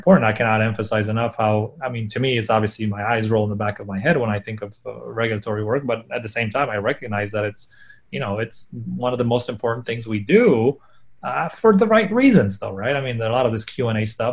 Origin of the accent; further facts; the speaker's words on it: Poland; moved away; when I was growing up in Poland